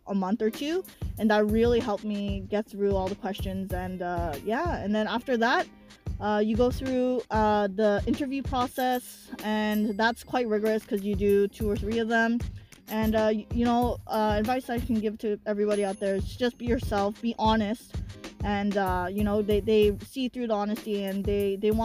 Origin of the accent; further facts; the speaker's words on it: Drayden Fish, Ontario, Canada; I grew up in Drayden Fish just like Nancy did